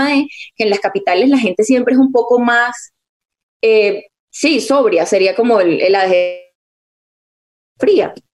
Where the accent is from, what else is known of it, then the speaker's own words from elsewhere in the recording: Venezuela; accent: Venezuelan; me salía el venezolano a veces. Entonces dije, bueno, lo más efectivo para mí va a ser hablar, neutralizar mi acento todo el día